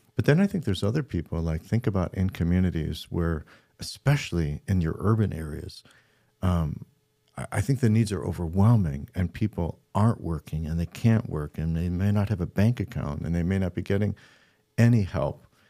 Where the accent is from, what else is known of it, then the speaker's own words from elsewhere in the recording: Midland, Michigan, United States; we're from Midland, Michigan.